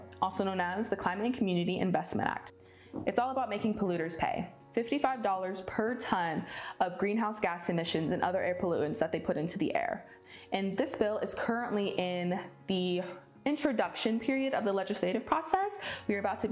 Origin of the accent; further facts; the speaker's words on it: Georgia, United States; also born or lived in North Carolina; now in New York, United States; I'm originally from Georgia, but now I work and live in New York State. Growing up down south